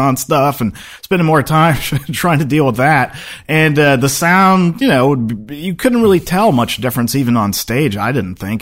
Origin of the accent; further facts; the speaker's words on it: Seattle, Washington, United States; moved away as an adult; I grew up in Seattle